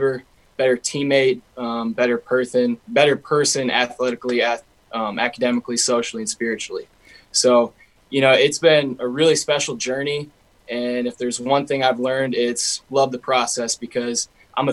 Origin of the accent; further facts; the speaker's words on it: Minnesota, United States; my home state